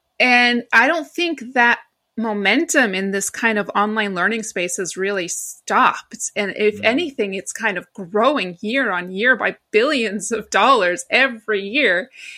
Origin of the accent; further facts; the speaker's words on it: New York, United States; I am not from London, and my voice gives it away. I am actually from New York. Well, my family is originally Greek, but I was born and raised in New York.